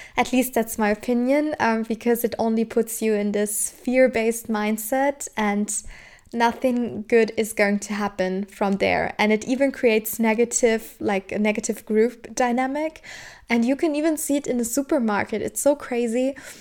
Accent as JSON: {"language": "English", "region": "Southern Germany", "country": "Germany", "tie": "born or raised there", "said": "I'm from Germany, and in my country, especially where I was born and raised in the south of Germany"}